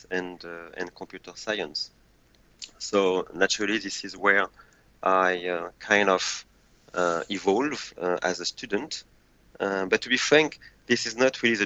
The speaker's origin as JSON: {"language": "English", "country": "France", "tie": "born or raised there", "also_born_or_lived": "Paris suburbs, France / Angoulême, France", "second_language": "English", "moved": "as an adult", "lives_now": "Seoul, South Korea", "said": "I grew up in the suburb of Paris until my 9 years old. And then my parents decided to relocate in the countryside in a very small town called Angoulême"}